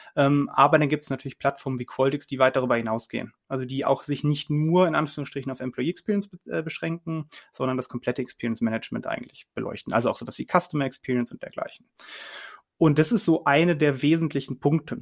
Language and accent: German; Cologne, North Rhine-Westphalia, Germany; ich rede auch als Kölner